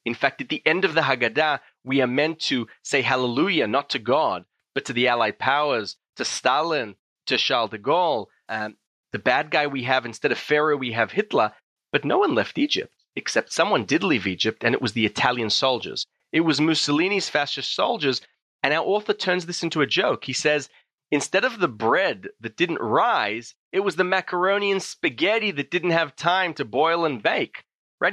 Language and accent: English; Israel; Growing up in Israel, you know, your average Jewish education in Israel, you learn close to nothing about North African Jewish culture